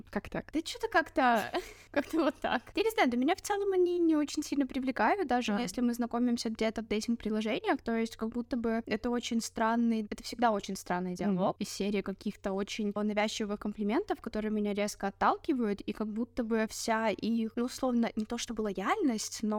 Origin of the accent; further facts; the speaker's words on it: Belarus; и, наверное, стоит сказать, что мы из Беларуси, да, и мы будем говорить о разнице белорусского дейтинга